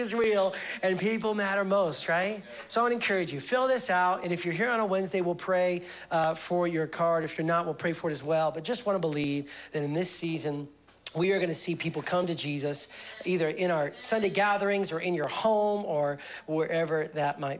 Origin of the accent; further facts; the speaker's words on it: United States; now in Canada; I'm American